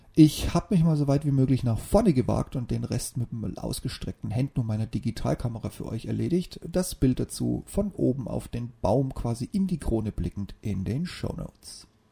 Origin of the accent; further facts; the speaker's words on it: near the Bavarian Forest, Germany; moved away; in meiner alten Heimat nahe dem Bayerischen Wald